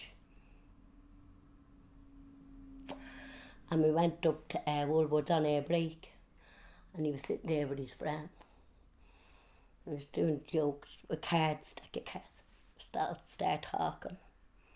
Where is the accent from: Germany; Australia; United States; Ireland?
Ireland; Dublin, Leinster; I was born in Sheriff Street. My dad walked on the docks, coal boats